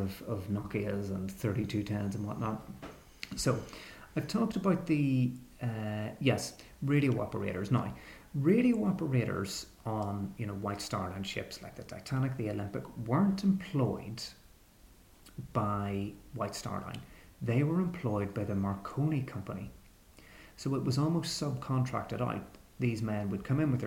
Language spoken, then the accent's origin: English; Belfast, Northern Ireland, United Kingdom; I'm actually from Belfast